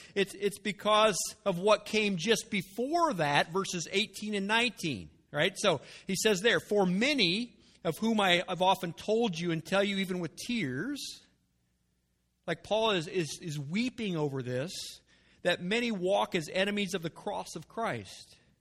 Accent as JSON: {"language": "English", "country": "United States", "tie": "born or raised there", "said": "I was born in America. I've been raised in America"}